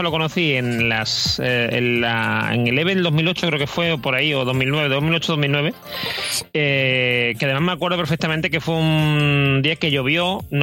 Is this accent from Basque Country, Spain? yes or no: no; Seville, Andalusia, Spain; Yo que soy de, aquí de Sevilla lo tenía, digamos, a mano.